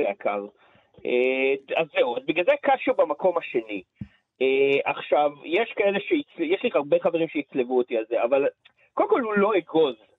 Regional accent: Israel; גדלתי בלינה משותפת בקיבוץ

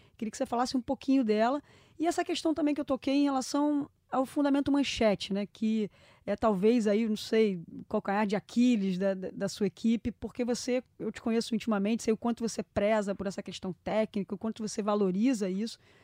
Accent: Brazil; a gente, como brasileiro

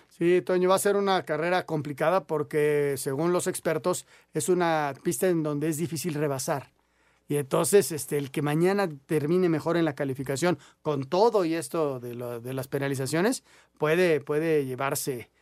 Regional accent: Mexico; yo lo veo desde el punto de vista mexicano, latino

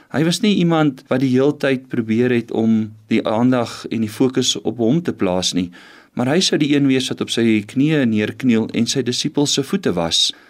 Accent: Western Cape, South Africa; now in Pretoria, South Africa; Ek het in die Kaap groot geword

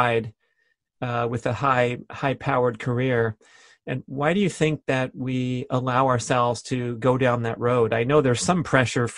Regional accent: San Fernando Valley, California, United States; moved away; I was born and raised in the San Fernando Valley

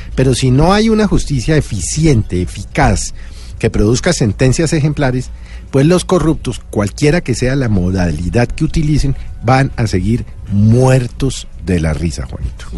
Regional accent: Colombia; como ciudadano, como colombiano

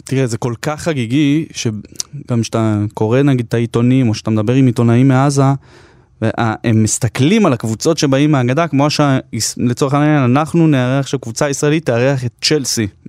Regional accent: Jerusalem, Jerusalem District, Israel; בתור ילד, אפילו שגדלתי בירושלים של, אה, אינתיפאדת אל-אקצא

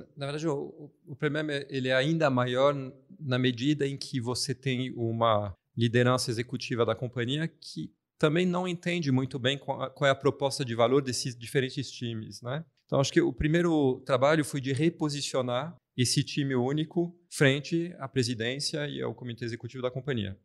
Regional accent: France; Portuguese is a second language; now in Brazil; Eu sou francês

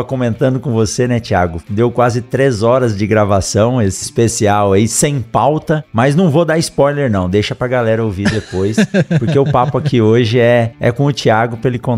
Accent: Mato Grosso, Brazil; tô começando um podcast, sou aqui do Mato Grosso

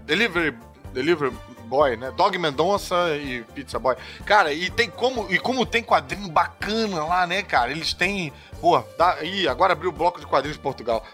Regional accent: Brazil; A gente que mudou a língua, né? A gente que variou. Os, o sotaque é nosso

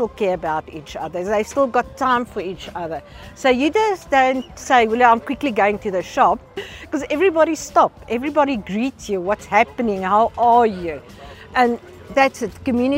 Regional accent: Pretoria, Gauteng, South Africa; moved away as an adult; now in Prince Albert, South Africa; When I told people I'm going to move to Prince Albert, I was from Pretoria, working with a big food market.

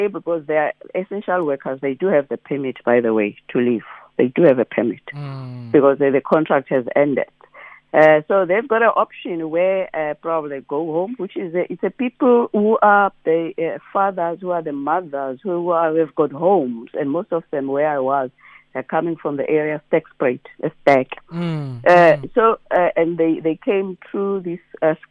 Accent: Eastern Cape, South Africa; now in Western Cape, South Africa; I'm also from the Eastern Cape

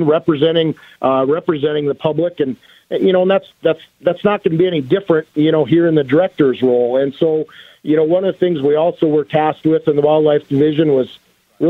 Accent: Beach, North Dakota, United States; born and raised in Beach, North Dakota

